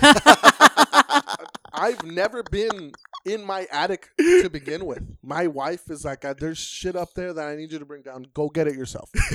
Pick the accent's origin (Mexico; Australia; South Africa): Mexico; Nuevo Laredo, Tamaulipas; up in Nuevo Laredo